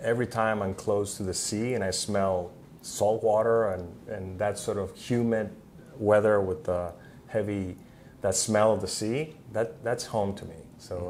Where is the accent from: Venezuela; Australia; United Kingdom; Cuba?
Cuba; I grew up in Cuba